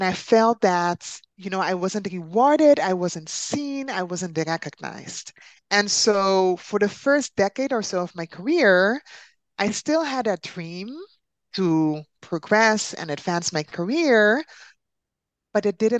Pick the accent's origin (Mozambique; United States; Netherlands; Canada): Netherlands; also born or lived in Caribbean; I am from the Netherlands, but originally I'm from the Caribbean. So actually, I'm an island girl by soul, and I've been living in the Netherlands for 20 years